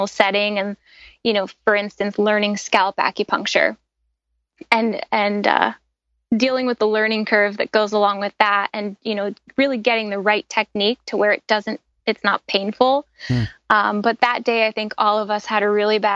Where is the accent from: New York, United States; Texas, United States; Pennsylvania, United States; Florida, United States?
New York, United States; growing up in New York, I was always outside playing around